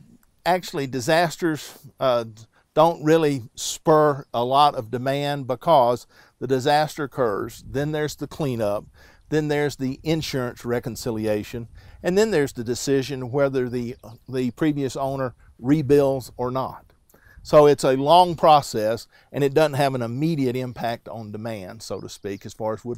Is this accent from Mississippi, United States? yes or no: yes; South Mississippi, United States; moved away; also born or lived in Bogalusa, Louisiana; I grew up in South Mississippi